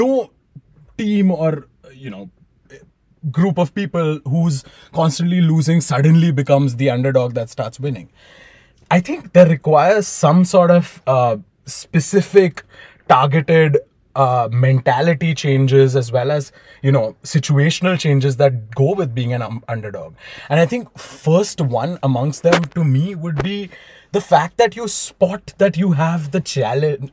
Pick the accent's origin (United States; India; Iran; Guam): India; growing up in India